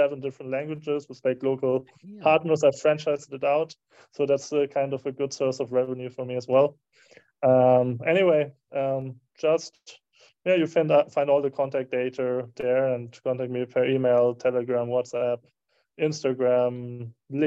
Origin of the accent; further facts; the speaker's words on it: Herford, North Rhine-Westphalia, Germany; moved away; I did it in my hometown in Germany, in Herford